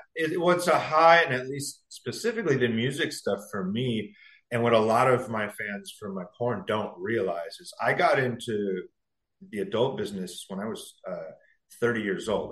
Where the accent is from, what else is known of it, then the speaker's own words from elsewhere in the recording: San Diego, California, United States; moved away as an adult; also born or lived in Los Angeles, California; now in New York, United States; I'm from San Diego originally. So my whole life up to this year has been a California mm-hmm. guy